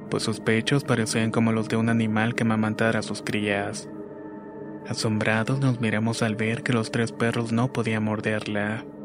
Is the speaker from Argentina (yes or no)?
no; Acapulco, Guerrero, Mexico; Soy originario de Acapulco Guerrero. Mis padres son de la Costa Chica, así que pasé buena parte de mi niñez en el campo.